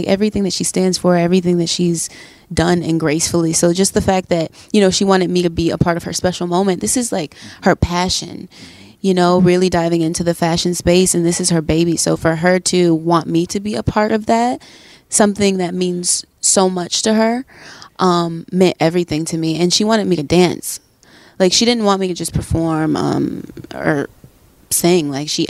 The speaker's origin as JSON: {"language": "English", "town": "New Orleans", "region": "Louisiana", "country": "United States", "tie": "born or raised there", "also_born_or_lived": "Atlanta / Texas", "said": "I was born in Atlanta. I moved probably to New Orleans around like a few months."}